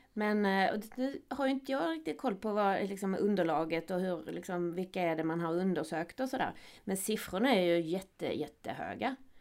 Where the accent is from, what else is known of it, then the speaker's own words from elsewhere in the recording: Skåne, Sweden; accent: Scanian (skånska); now in Gothenburg, Sweden; min skånska